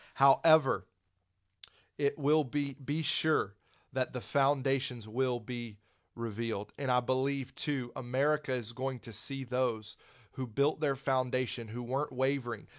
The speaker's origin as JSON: {"language": "English", "town": "Pensacola", "region": "Florida", "country": "United States", "tie": "born or raised there", "said": "I grew up in Pensacola"}